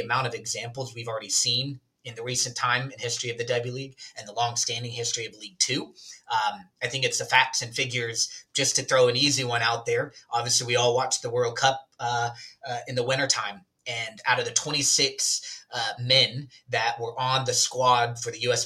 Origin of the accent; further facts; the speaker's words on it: Alabama, United States; moved away; I'm actually originally from uh, a southern small community in the state of Alabama. I grew up in Alabama and then I moved away to play soccer